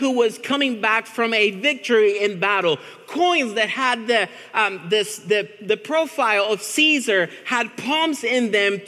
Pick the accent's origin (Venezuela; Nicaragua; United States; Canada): Venezuela; moved away; I'm from Venezuela, which is like an 8-hour plane ride from Argentina